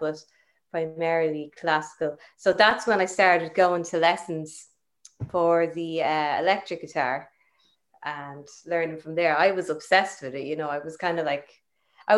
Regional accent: Balbriggan, Leinster, Ireland; also born or lived in Camden, London, United Kingdom; I was actually born in Camden in London. And yeah, and then grew up in Balbriggan

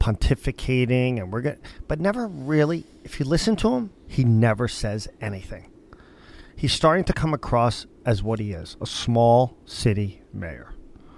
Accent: Northeast, United States; I grew up in the Northeast

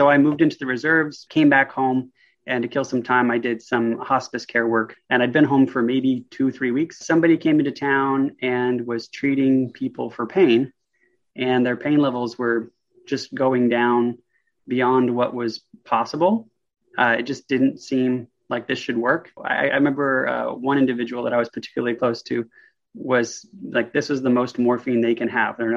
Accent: Vancouver, Washington, United States; so Vancouver, Washington is essentially just two miles from Portland, Oregon. So we're, we're right there, uh, about two exits from Oregon, uh, right above Portland, Oregon.

